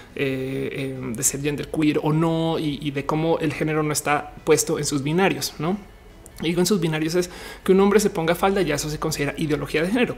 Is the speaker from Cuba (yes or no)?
no; Colombia; moved away; cuando yo salí de Colombia no conocí muy bien eh, el país